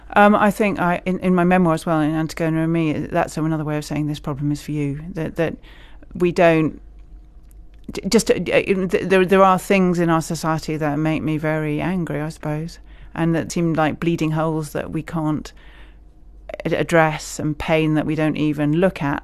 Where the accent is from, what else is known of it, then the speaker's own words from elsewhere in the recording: Scotland, United Kingdom; now in England, United Kingdom; I'm a Scot living in England.